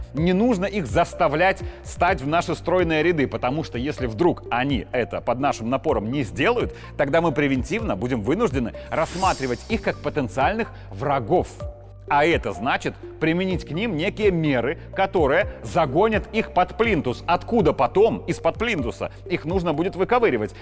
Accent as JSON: {"language": "Russian", "country": "Belarus", "said": "просто как белорус"}